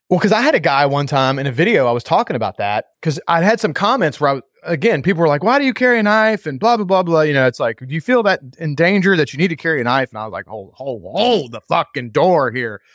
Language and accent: English; United States; being an American now